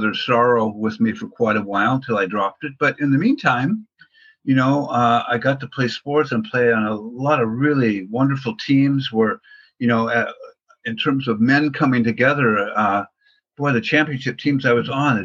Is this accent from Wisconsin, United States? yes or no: no; Portland, Oregon, United States; I grew up in Portland, Oregon